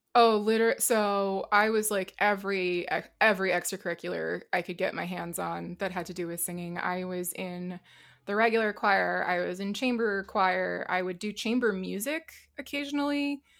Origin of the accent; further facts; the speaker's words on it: Boston, Massachusetts, United States; I'm from Boston